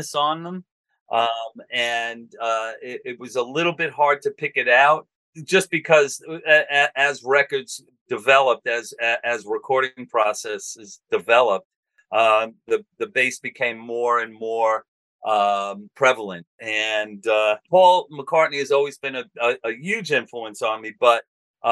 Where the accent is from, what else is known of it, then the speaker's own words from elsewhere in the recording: New York City, New York, United States; We grew up on Staten Island.